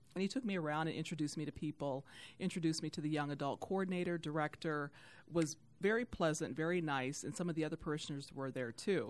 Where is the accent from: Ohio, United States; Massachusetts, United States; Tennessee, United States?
Ohio, United States; Youngstown; now in Detroit, United States; I am not from Detroit. I'm from Youngstown, Ohio